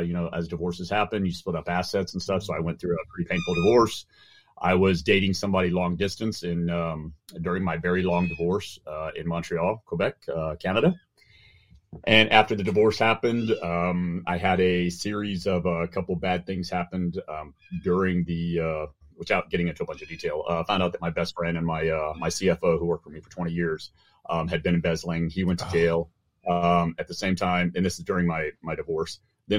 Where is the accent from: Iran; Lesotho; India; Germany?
Germany; moved away as an adult; also born or lived in Oban, Scotland; now in United States; I was born in Oban, Scotland. My father was NATO, British military. I moved to Germany, spent all of my time from the age of 2 till 18 in Germany. And then I moved to the U.S. to go to university.